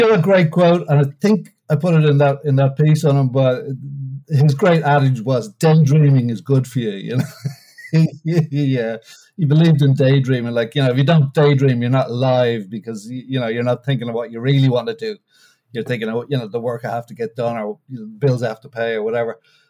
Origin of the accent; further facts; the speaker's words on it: Bray, Leinster, Ireland; also born or lived in Washington, District of Columbia, United States / Bucks County; now in Philadelphia, United States; Bray, which is in County Wicklow, my hometown.